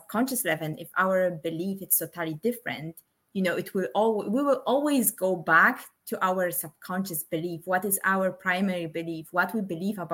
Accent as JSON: {"language": "English", "country": "Poland", "moved": "yes", "said": "I'm originally from Poland, but I don't call myself I'm Polish. I just say I'm from Poland."}